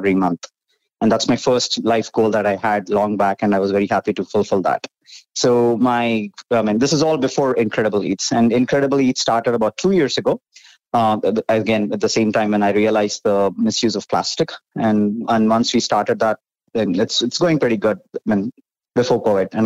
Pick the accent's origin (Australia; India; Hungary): India; I was born and brought up in India